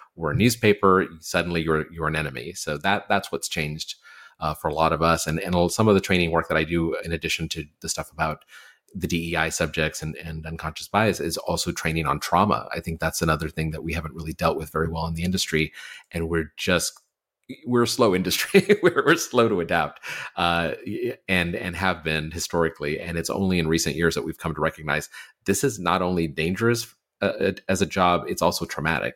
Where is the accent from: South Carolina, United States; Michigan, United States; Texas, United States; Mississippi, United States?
Texas, United States; I'm from Texas